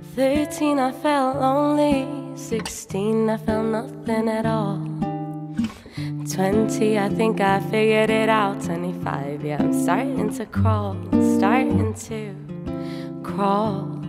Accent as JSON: {"language": "English", "town": "Dublin", "region": "Leinster", "country": "Ireland", "tie": "born or raised there", "said": "both my parents are Cuban uh, and they came here uh, a long time ago and had me, but I was raised in Dublin City, North Frederick Street"}